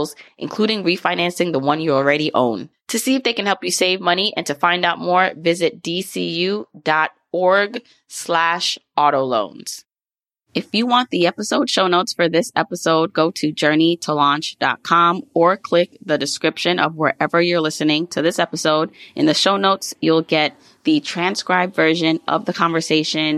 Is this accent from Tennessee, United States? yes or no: no; New York City, New York, United States; I grew up in multiple areas, I like to say, like Brownsville, and most recently, like Fort Greene